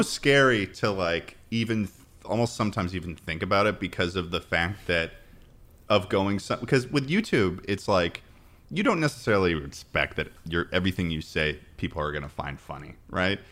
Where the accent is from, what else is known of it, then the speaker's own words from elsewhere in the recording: Massachusetts, United States; moved away as an adult; also born or lived in New York; I'm from Massachusetts